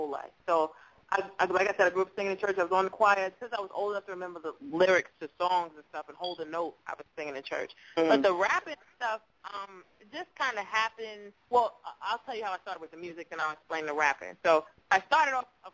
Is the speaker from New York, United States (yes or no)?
yes; New York City, New York, United States; I'm from Brooklyn, New York originally. Shout out to BK, Fort Greene in the house